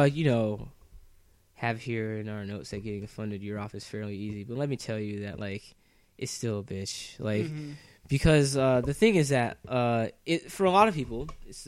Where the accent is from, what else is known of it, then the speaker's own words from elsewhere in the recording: Jacksonville, Florida, United States; I come from, I'm from Florida, Jacksonville, Florida, where the cost of living is actually somewhat low